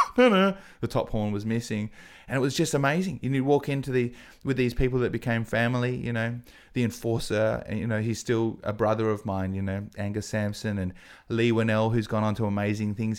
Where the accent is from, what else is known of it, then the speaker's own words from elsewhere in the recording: Adelaide, South Australia, Australia; also born or lived in England; I'm from Adelaide